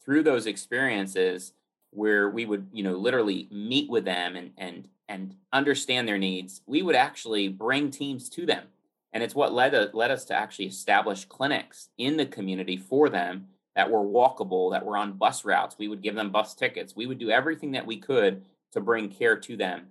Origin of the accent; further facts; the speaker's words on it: the Poconos, Pennsylvania, United States; I grew up in the Poconos.